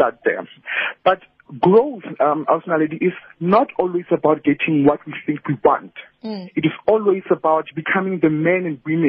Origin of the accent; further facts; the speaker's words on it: South Africa; as South African